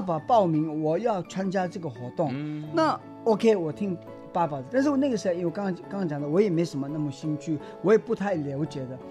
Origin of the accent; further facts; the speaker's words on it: India; Chinese is a second language; moved away as an adult; now in Taiwan; 我爸妈跟达赖喇嘛专程，你刚刚提到的，一九五九年是要从西藏流亡到印-印度。然后我在印度出生的，那小的时候我也真的没什么感觉